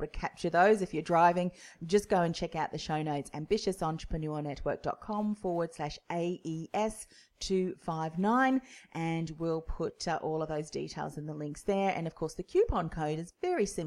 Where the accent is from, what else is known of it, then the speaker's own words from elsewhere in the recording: New Zealand; now in Melbourne, Australia; I'm originally from New Zealand